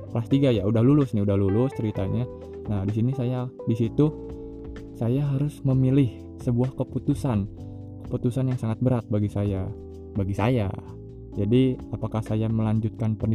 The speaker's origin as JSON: {"language": "Indonesian", "town": "Indramayu", "region": "West Java", "country": "Indonesia", "tie": "born there", "said": "kota kelahiran saya itu bagaimana ya padahal saya asli orang Indramayu gitu masa nggak tahu sih ya"}